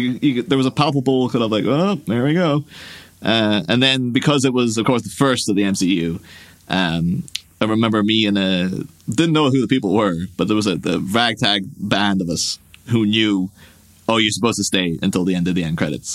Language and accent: English; Ireland; my hometown in Ireland